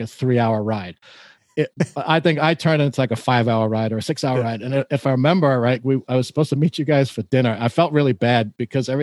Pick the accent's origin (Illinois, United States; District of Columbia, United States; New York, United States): New York, United States; as a New Yorker